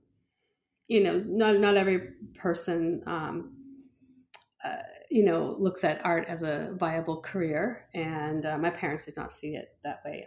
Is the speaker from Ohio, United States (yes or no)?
no; Boston, Massachusetts, United States; now in Seattle, United States; I grew up in Boston. So I remember the snow, and I'm in Seattle now